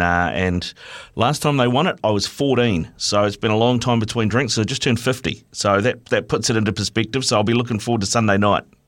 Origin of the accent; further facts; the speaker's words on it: Auckland, New Zealand; I was born and bred in Auckland